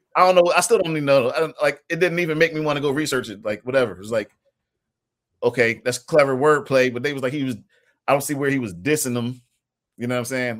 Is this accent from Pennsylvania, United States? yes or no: yes; Philadelphia, Pennsylvania, United States; I'm from West Philly, from Winfield slash Overbrook